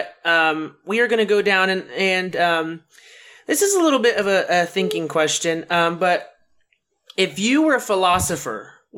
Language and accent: English; Ohio, United States; moved away; because I'm from Ohio.